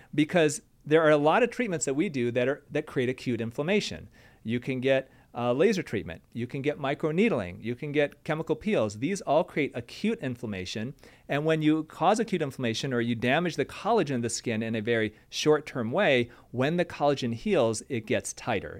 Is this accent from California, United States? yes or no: no; Michigan, United States; I'm from Michigan